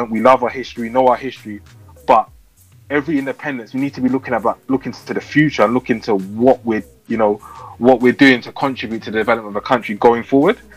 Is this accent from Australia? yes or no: no; Ghana; now in United Kingdom; I'm from Ghana.